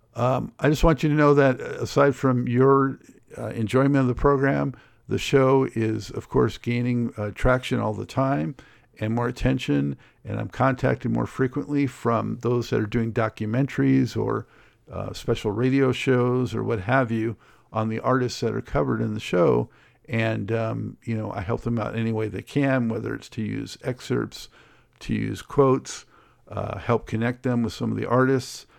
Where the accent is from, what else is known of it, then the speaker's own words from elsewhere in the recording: Los Angeles, California, United States; growing up in Los Angeles